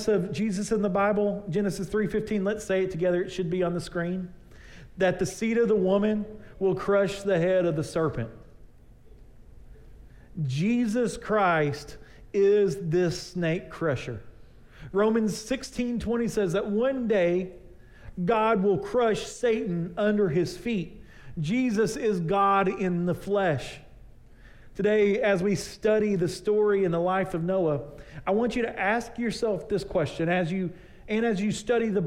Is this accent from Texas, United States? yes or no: yes; East Texas, United States; I grew up out in East Texas